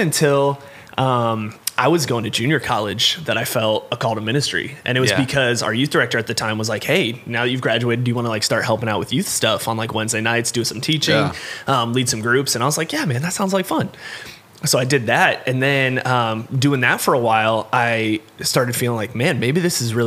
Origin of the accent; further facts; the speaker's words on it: Arizona, United States; growing up in Arizona